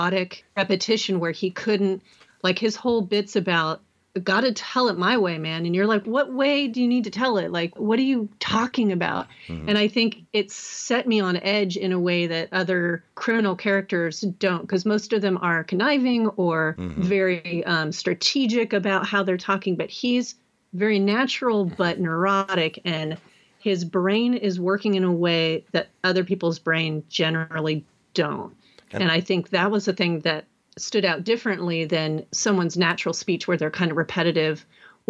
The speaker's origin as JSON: {"language": "English", "area": "the Bay Area", "region": "California", "country": "United States", "tie": "born or raised there", "said": "I grew up in the Bay Area and I've lived here for over 20 years"}